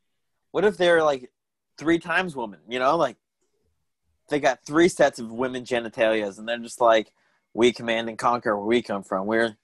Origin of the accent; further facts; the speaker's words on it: Tucson, Arizona, United States; I grew up in Arizona